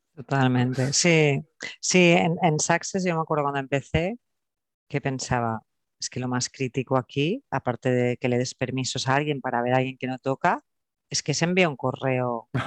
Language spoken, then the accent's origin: Spanish; Barcelona, Catalonia, Spain; also born or lived in Terrassa; soy de, Barcelona, nací en Barcelona, ahora vivo en Tarrasa y, con raíces andaluzas y extremeñas